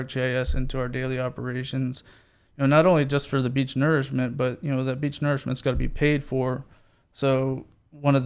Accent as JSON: {"language": "English", "town": "Orlando", "region": "Florida", "country": "United States", "tie": "born or raised there", "said": "I grew up in Orlando, Florida"}